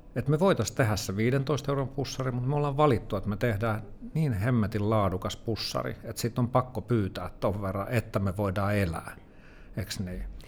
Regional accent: Helsinki, Uusimaa, Finland; mä oon itä-helsinkiläinen kuitenkin että mä oon kasvanut Kontulassa ja Myllypurossa

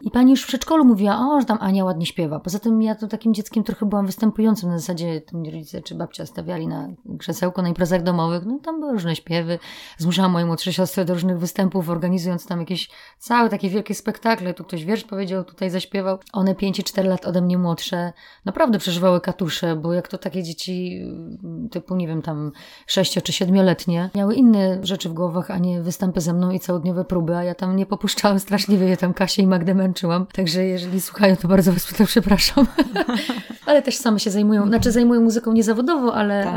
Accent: Katowice, Silesian Voivodeship, Poland; also born or lived in Sosnowiec; jestem ze Śląska i urodzona w Katowicach

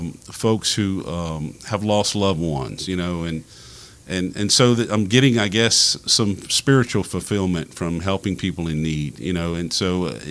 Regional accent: Louisiana, United States; now in Lafayette, United States; And I grew up in Cajun culture, so for me, Lafayette is very similar to where I grew up.

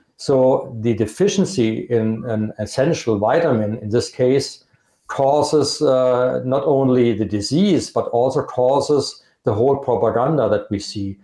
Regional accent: Germany; accent: Germanic; English is a second language; I'm from Germany

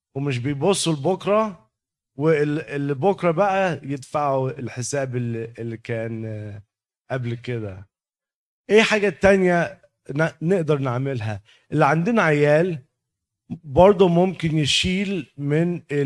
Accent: Egypt; moved away; احنا طبعا ك كمصريين

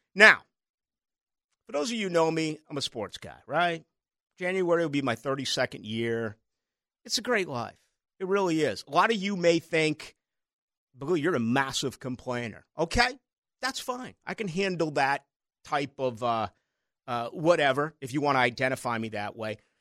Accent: Boston, Massachusetts, United States; moved away; growing up in Boston

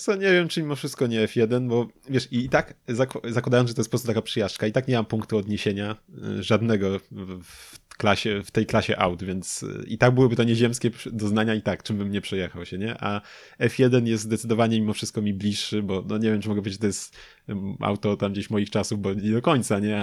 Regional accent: Lubin, Lower Silesian Voivodeship, Poland; u nas w Lubinie

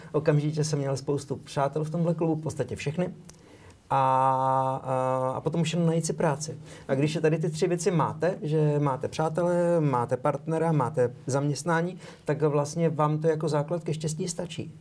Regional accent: Prague, Czechia; first language Czech; moved away as an adult; now in Slovakia; v Praze na Žižkově, kam jsem chodil na gymnázium

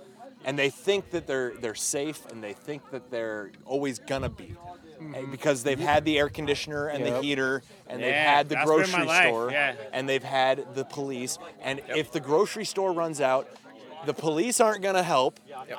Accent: Indiana, United States; I'm a proud Hoosier.

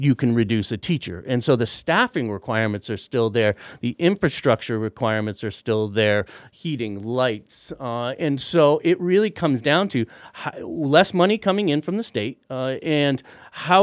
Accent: Middlefield, Massachusetts, United States; I am a Hilltown kid. I grew up in Middlefield

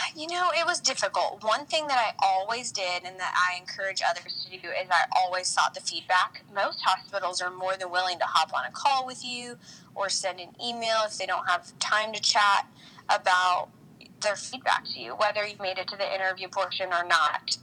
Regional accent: Nebraska, United States; I'm from Nebraska

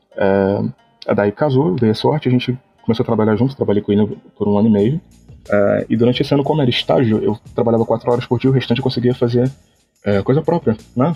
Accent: Rio de Janeiro, Brazil; eu sou do Rio de Janeiro

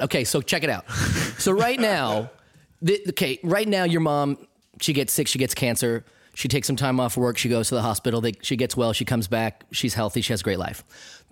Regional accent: United States; as an American

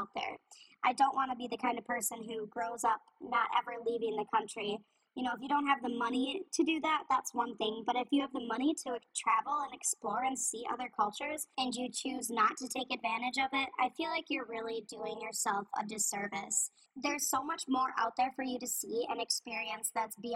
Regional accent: United States; moved away as an adult; now in Beijing, China; I am an American myself

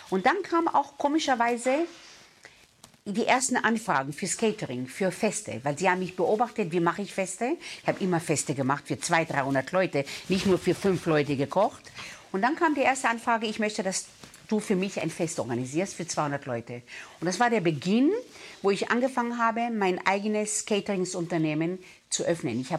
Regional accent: Israel; Ich glaube, wenn du aus dem äh, Mittleren Osten kommst, ich bin in Israel aufgewachsen, ja, und äh, wenn du dort mit deiner Großfamilie auswächst

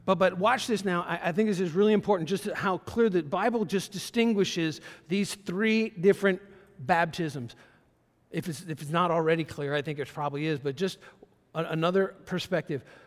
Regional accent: Brunswick, Georgia, United States; moved away; also born or lived in Pensacola, Florida; Brunswick, Georgia, my hometown where I was born, he was our pastor in Brunswick, Georgia.

